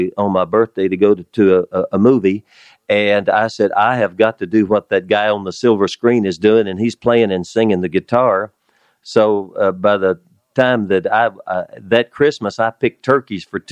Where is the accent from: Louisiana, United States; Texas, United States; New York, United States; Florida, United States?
Texas, United States; West; moved away as an adult; also born or lived in Nashville; I was from West Texas, a country music man